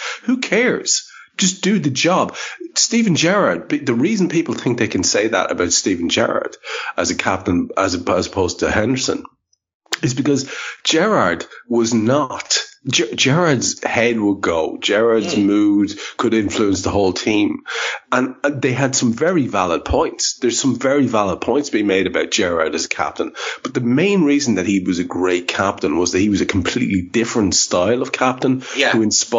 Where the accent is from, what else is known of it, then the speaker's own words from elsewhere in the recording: Ireland; I'm an Irishman.